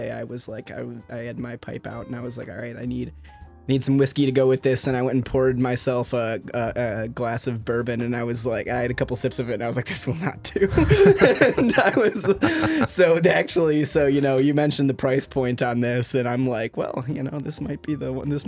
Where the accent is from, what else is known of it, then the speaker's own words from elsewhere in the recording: Michigan, United States; moved away as an adult; also born or lived in Washington D.C. area; now in Washington D.C., United States; I'm from Michigan. Moved out to Washington D.C. area a couple years ago